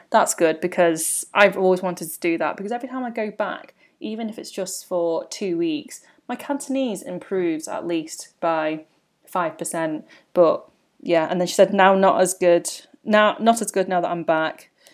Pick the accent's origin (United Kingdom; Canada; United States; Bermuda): United Kingdom; a twenty-something millennial learning about life as a British-born Chinese